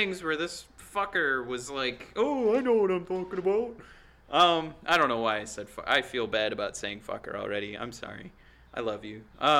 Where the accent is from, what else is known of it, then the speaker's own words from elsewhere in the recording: Detroit, Michigan, United States; I'm from Detroit, as are you.